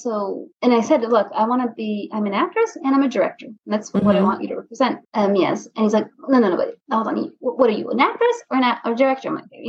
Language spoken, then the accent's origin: English; France; also born or lived in United States; I mean, I was born in France, but grew up in America and France.